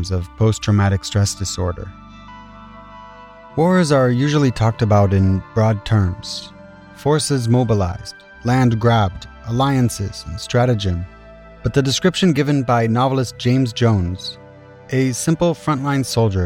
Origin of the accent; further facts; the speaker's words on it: Israel; Growing up in Israel